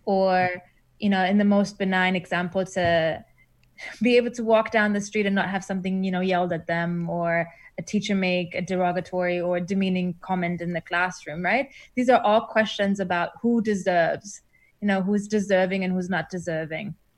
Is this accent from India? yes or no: no; Germany; moved away as an adult; also born or lived in Iran / Berlin, Germany; now in New Zealand; I grew up in Germany